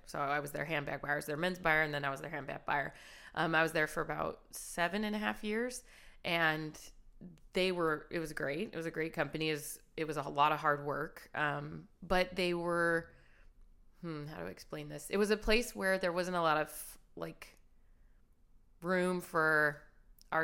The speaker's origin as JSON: {"language": "English", "town": "Hanford", "region": "California", "country": "United States", "moved": "yes", "lives_now": "Los Angeles, United States", "said": "I'm from Hanford, which is a small town in California in the Central Valley"}